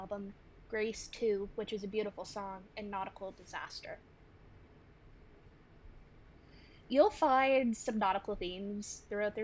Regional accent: Kingston, Ontario, Canada; born or raised there; also born or lived in Georgia

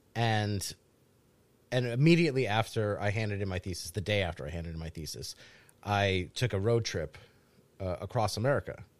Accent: New England, United States; growing up in the Northeast.

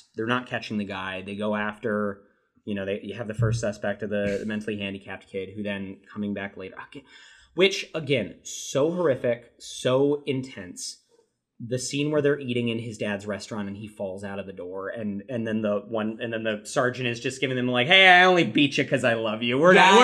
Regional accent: United States; as an American

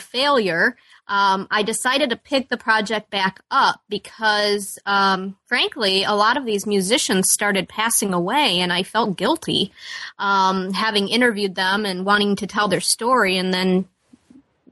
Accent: Chesterton, Indiana, United States; also born or lived in Peoria, Illinois / Chicago, Illinois; I grew up in Chesterton, Indiana, and I still live in Chesterton, Indiana.

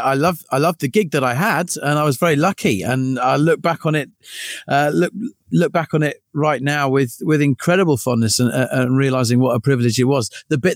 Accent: Eastbourne, South East England, United Kingdom; moved away as an adult; also born or lived in Bournemouth; Eastbourne was my hometown, first 18 years of my life, and then off to university in Bournemouth.

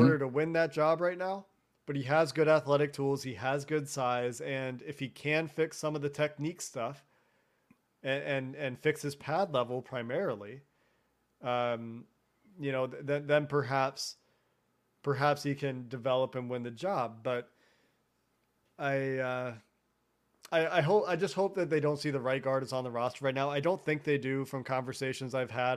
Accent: Cincinnati, Ohio, United States; moved away as an adult; I grew up eating Skyline chili every Friday with my family. from age three to eighteen before I moved away from Cincinnati for school

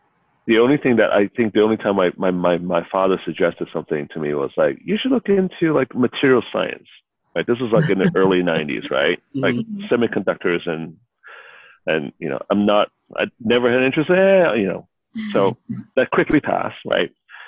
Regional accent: China; now in United States; So, you know, I am very Asian in that I grew up in Asia. I'm mm-hmm. Chinese. Mm-hmm. But, you know, most of my adult life, I've been in the U.S.

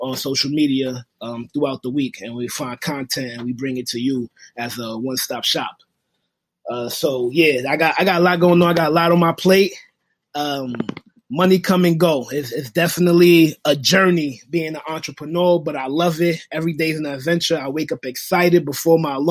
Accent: New York City, New York, United States; I'm from Brooklyn, New York

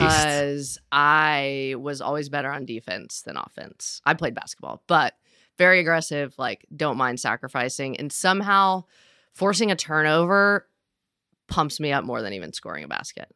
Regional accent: Nashville, Tennessee, United States; I'm from Nashville and grew up in the music world

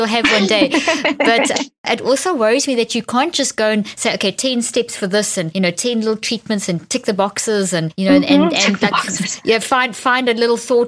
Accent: South Africa; moved away; also born or lived in Zimbabwe; I come from South Africa and I was born in Zimbabwe

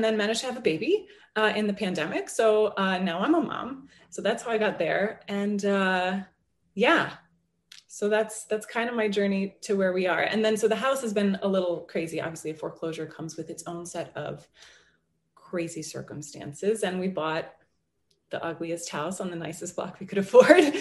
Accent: New Jersey, United States; now in New York, United States; I'm from New Jersey originally, outside New York City

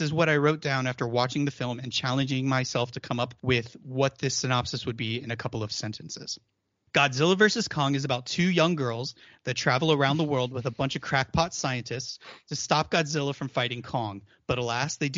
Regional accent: near Pensacola, Florida, United States; I grew up near Pensacola

